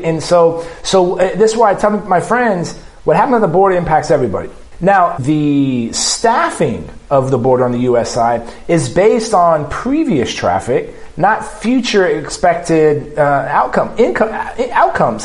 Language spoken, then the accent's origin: English; South Texas, United States; living and growing up in South Texas and crisscrossing the border